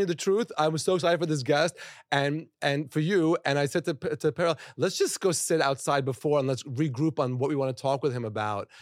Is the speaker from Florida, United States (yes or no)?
yes; Florida, United States; now in New York, United States; I grew up in Florida